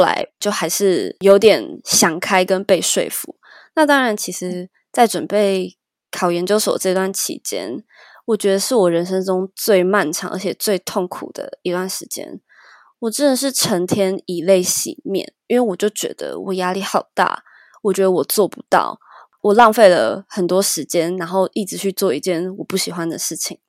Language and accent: Chinese; Taiwan; 从小在台湾就是填鸭式教育嘛